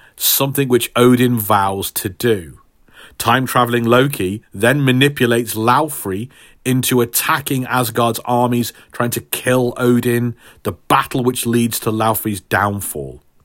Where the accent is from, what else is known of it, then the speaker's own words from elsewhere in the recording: Stafford, West Midlands, United Kingdom; hometown hero for my hometown of Stafford